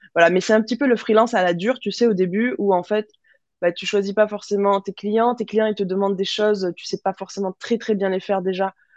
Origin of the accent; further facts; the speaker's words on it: Toulouse, Occitania, France; also born or lived in Melbourne; en grandissant à Toulouse